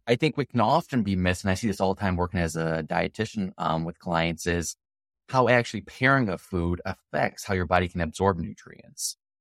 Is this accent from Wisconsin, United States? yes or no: yes; Wisconsin, United States; I'm from Wisconsin, the dairy states